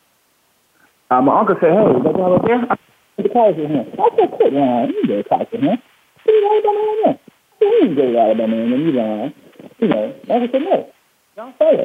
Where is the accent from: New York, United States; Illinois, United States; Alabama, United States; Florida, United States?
Alabama, United States; Greensboro; When I was a young kid, growing up in Greensboro, Alabama